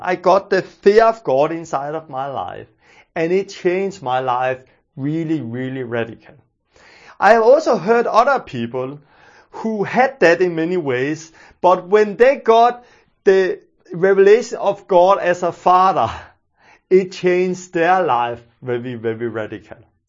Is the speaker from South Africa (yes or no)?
no; Denmark; first language Danish; English is a second language; I'm from Denmark and I speak Danish. And, uh, because I speak Danish, I'm not used to using those English words.